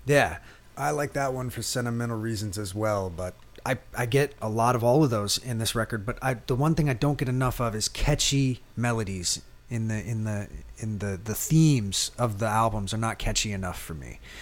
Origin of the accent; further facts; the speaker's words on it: East Coast, United States; now in New Orleans, United States; I grew up on the East Coast